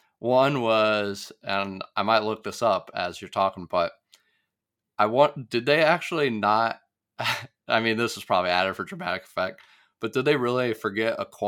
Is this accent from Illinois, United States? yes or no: yes; Illinois, United States; I mean, honestly, I'm from Central Illinois.